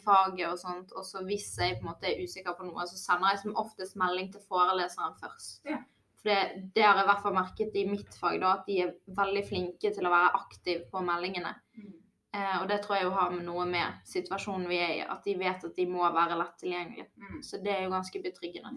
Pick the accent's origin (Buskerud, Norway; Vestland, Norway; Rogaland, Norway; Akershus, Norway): Vestland, Norway; Bergen; Jeg kommer jo fra Bergen og studerer i Bergen, så jeg har jo allerede en stor vennekrets fra før av